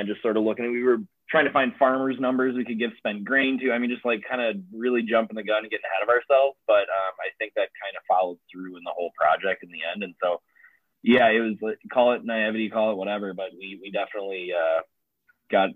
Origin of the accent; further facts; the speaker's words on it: Menasha, Wisconsin, United States; moved away as an adult; now in Oshkosh, United States; I'm from Menasha originally, so just north of here